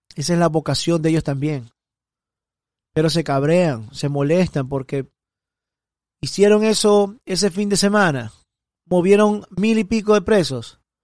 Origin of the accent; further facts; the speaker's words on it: Guayaquil, Guayas, Ecuador; now in Miami, United States; Soy guayaco, guayaquileño de Ecuador. Y vivo acá en Estados Unidos, en Miami